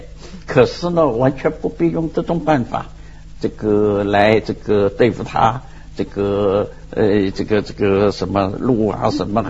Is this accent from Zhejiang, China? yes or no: yes; Ningbo, Zhejiang, China; 我也算宁波人呐